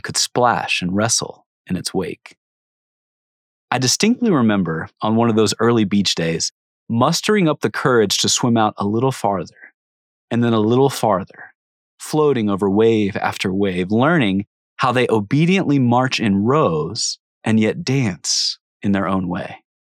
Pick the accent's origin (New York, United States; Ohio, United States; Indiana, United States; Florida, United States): Ohio, United States; Cincinnati; I grew up outside Cincinnati, Ohio, a far drive from any ocean